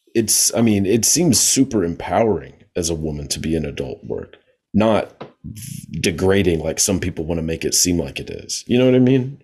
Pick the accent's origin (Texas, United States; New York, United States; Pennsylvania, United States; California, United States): Texas, United States; I know we're both from Texas, so shout out to the Lone Star State.